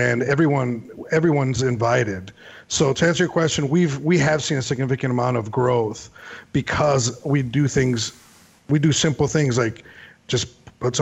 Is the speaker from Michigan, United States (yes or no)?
no; Chicago, Illinois, United States; growing up in Chicago